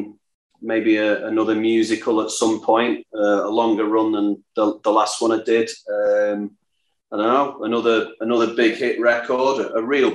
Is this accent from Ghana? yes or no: no; Salford, North West England, United Kingdom; I'm from Salford